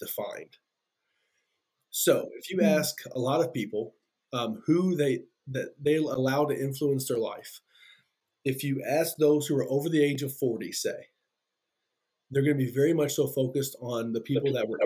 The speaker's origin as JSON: {"language": "English", "region": "Kentucky", "country": "United States", "moved": "yes", "lives_now": "Monticello, Indiana, United States", "said": "I'm from Kentucky, if you can hear that accent."}